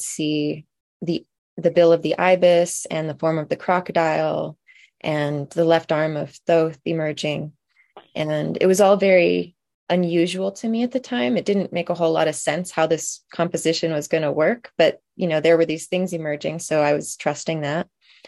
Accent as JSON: {"language": "English", "town": "Olympia", "region": "Washington", "country": "United States", "tie": "born or raised there", "said": "I wanted to represent my hometown of Olympia, where I was living at the time."}